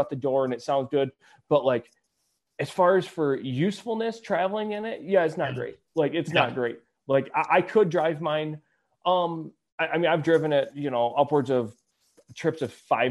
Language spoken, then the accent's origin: English; Michigan, United States; We're from Michigan.